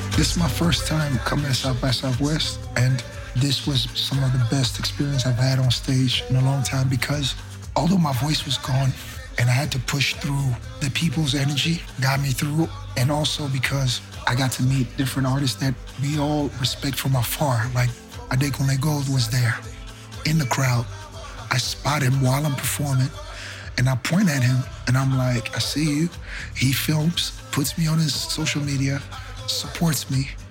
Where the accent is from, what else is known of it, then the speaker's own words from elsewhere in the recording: Benin; I'm from Benin, West Africa.